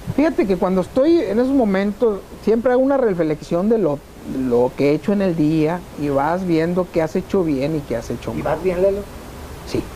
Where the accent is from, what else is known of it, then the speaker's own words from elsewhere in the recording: Ciudad Victoria, Tamaulipas, Mexico; Amo a Victoria y amo a Tamaulipas.